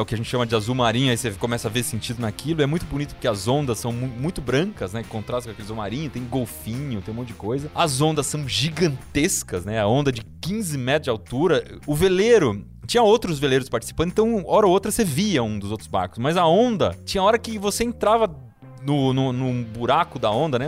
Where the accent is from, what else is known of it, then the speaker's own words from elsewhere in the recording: Piedade, São Paulo, Brazil; eu cresci no sítio, então né, eu gostava muito de construir coisas. Aí e, no sítio lá em Piedade, que é a cidade de onde eu vim